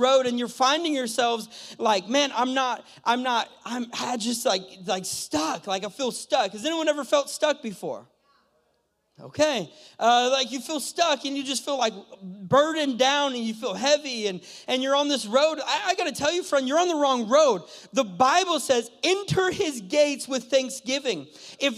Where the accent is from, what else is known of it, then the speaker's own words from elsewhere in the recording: California, United States; moved away as an adult; also born or lived in Mexico; I'm from California. Last year I lived in Mexico